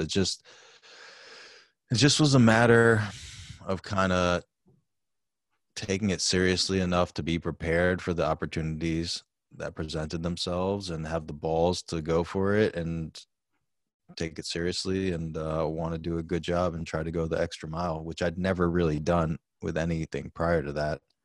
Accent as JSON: {"language": "English", "town": "New York City", "region": "New York", "country": "United States", "tie": "born or raised there", "lives_now": "New Rochelle, United States", "said": "I was born in New York City"}